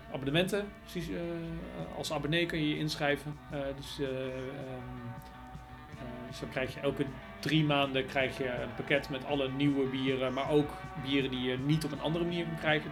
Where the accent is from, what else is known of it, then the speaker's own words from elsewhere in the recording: Nijmegen, Gelderland, Netherlands; ik kom uit Nijmegen. Ik woon nou trouwens overigens niet eens meer in Nijmegen, maar wel in de buurt.